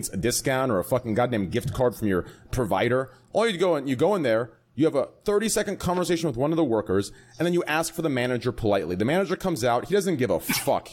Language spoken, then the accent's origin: English; United States; as an American